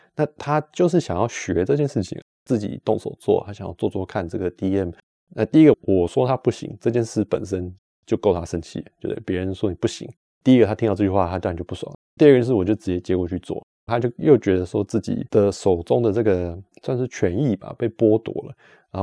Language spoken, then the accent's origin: Chinese; Taiwan; moved away as an adult; now in Switzerland; 从小在台湾，呃，学跟人家互动合作啊